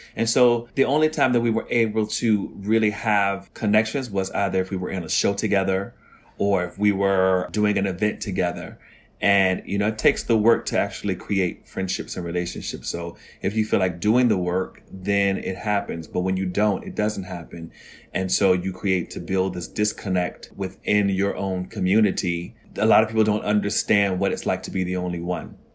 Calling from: New York City, New York, United States; I'm calling from Harlem, New York City

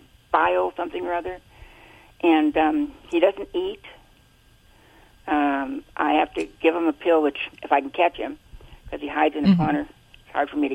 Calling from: Buena Park, California, United States; Buena Park, California.

